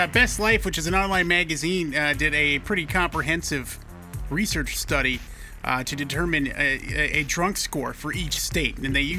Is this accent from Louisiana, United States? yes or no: no; Montana, United States; my home state of Montana.